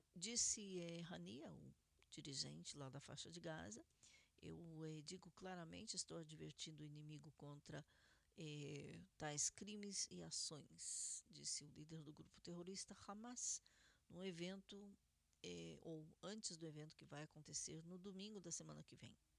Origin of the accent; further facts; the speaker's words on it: Curitiba, Paraná, Brazil; now in Israel; Fazenda do Rio Grande, em Curitiba, Paraná, Brasil, minha cidade natal.